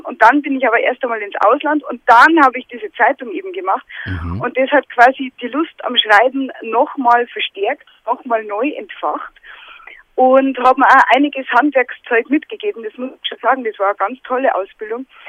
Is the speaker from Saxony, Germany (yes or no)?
no; Lower Bavaria, Germany; accent: Bavarian